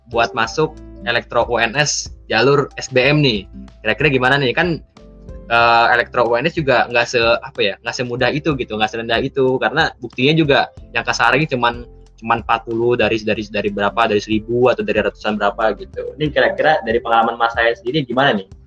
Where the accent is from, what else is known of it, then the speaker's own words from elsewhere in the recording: Bogor, West Java, Indonesia; Sama sih, aku juga dari Bogor.